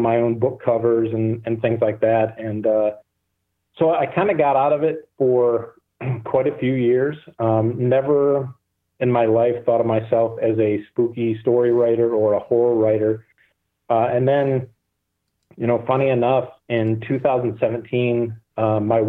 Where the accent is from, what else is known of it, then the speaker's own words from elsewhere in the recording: Michigan, United States; I'm born and raised in Michigan